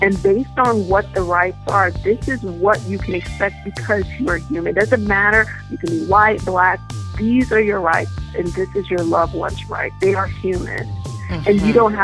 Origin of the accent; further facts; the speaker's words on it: New York City, New York, United States; moved away; also born or lived in Florida; I'm originally from Brooklyn, New York